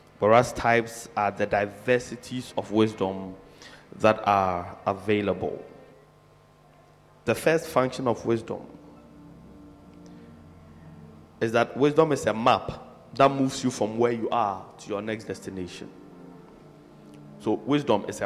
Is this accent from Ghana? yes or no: yes; Accra, Greater Accra, Ghana; also born or lived in Chorkor, Accra; I was born in Choko, in Accra, but I don't live there now. I was raised in Mamprobi, but I don't live there now